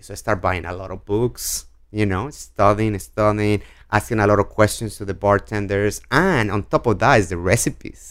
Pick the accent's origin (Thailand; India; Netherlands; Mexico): Mexico; Guadalajara, Jalisco; English is a second language; moved away as an adult; also born or lived in Washington, D.C. / Connecticut; now in New York City, United States; I'm born and raised in Mexico